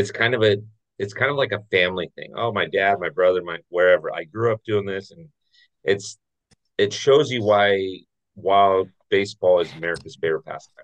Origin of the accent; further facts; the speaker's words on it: Orange County, Southern California, United States; Being raised a Dodger fan, although being raised in Orange County, which is weird